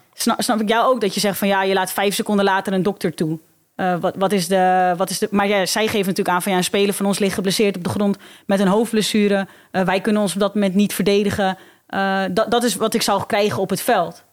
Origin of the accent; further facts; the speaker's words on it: Alkmaar, North Holland, Netherlands; is Alkmaar mijn geboorteplaats. woon ik daar nog steeds.